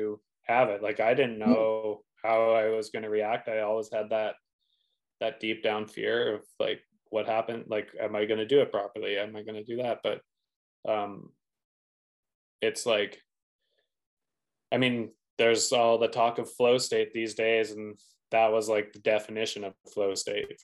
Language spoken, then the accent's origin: English; Revelstoke, British Columbia, Canada; I was obviously from Revelstoke